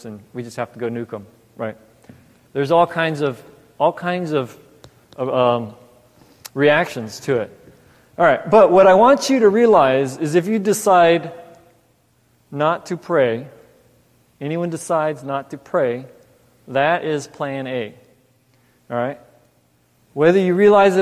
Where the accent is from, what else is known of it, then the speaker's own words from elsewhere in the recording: Los Angeles, California, United States; also born or lived in New York; now in Mansfield, United States; I grew up in California, L.A. area. Was in first it was Torrance, then South Bay, South Bay, La Puente.